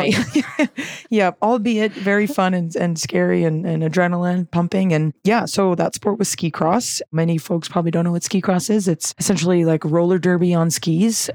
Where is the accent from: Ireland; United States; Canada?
Canada; West Vancouver, British Columbia; I'm from Vancouver. I'm from the North Shore of okay. Vancouver. West Vancouver. Born and raised